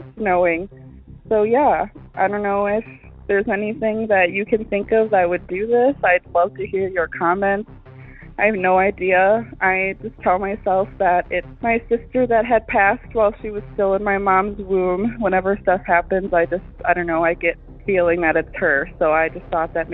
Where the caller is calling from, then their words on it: Wisconsin, United States; I'm calling from Wisconsin